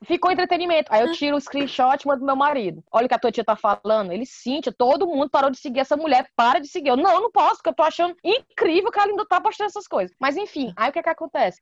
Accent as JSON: {"language": "Portuguese", "country": "Brazil", "also_born_or_lived": "England", "moved": "as an adult", "lives_now": "United Kingdom", "said": "eu sou do Brasil"}